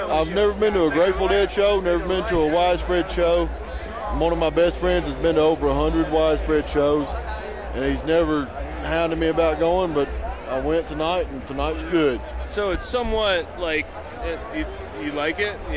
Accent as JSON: {"language": "English", "town": "Tipton County", "country": "United States", "said": "I am from Tipton County."}